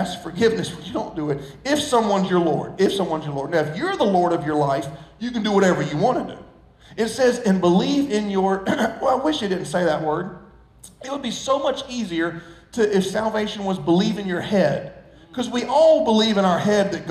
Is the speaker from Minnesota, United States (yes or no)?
no; Socastee, South Carolina, United States; I grew up in Sockastee